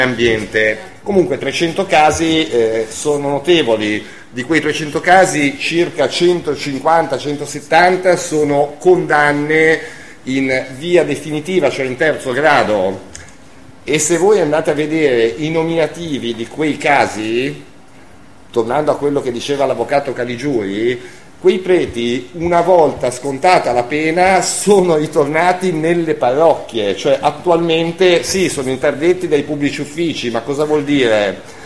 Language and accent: Italian; Savona, Liguria, Italy; io sono di Savona